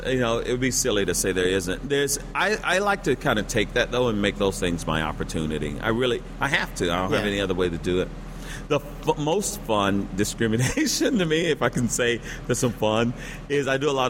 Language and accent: English; the South, United States; So I'm from the South